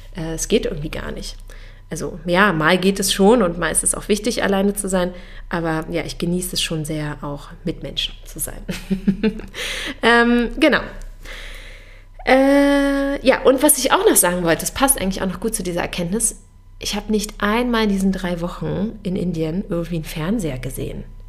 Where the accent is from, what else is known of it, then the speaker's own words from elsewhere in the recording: Germany; bei uns in Deutschland